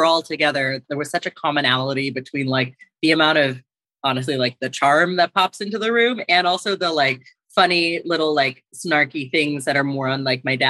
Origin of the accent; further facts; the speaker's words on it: United States; I grew up on the East Coast between New York and New Jersey